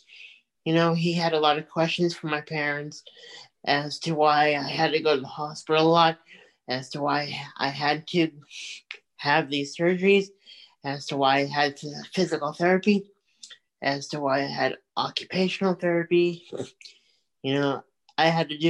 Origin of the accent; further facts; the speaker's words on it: Sedgwick, Massachusetts, United States; I grew up in Sedgwick, Mass